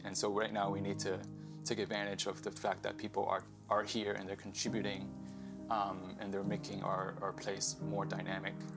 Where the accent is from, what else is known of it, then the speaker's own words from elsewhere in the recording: Boston, Massachusetts, United States; moved away as an adult; also born or lived in Hong Kong / New York; now in San Diego, United States; I was living in Boston, where I grew up. And my parents and I, uh, immigrated here, uh, when I was eight years old from Hong Kong to New York. Um, but I grew up mostly in Boston